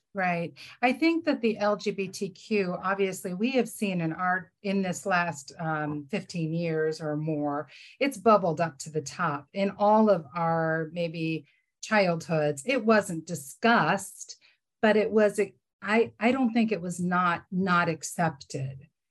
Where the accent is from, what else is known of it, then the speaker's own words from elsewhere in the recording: Cleveland, Ohio, United States; also born or lived in Berea, Ohio; I grew up in Cleveland, Ohio